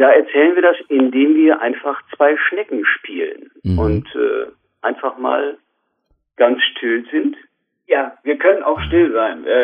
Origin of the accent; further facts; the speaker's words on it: Minden, North Rhine-Westphalia, Germany; aus Minden, das ist also ja. quasi der nordöstlichste Zipfel von Westfalen, wird nur umrundet von Niedersachsen.